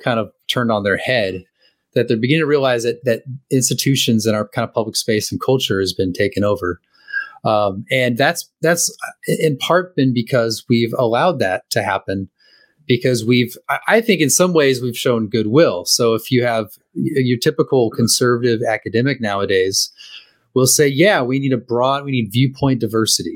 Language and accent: English; California, United States; I haven't really lived any place in whole life besides California